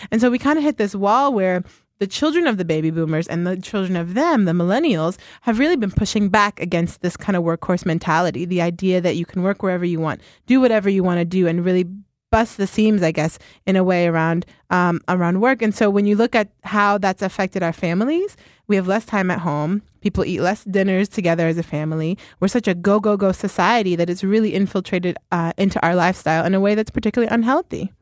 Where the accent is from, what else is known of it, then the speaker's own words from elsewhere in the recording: Ohio, United States; now in Philadelphia, United States; I am from Ohio originally.